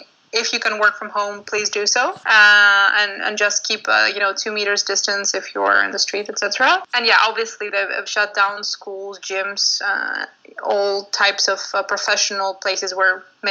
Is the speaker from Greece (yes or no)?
yes; Athens, Attica, Greece; moved away as an adult; now in Amsterdam, Netherlands; I'm originally from Athens, Greece, and I live in Amsterdam since a couple of years now, almost.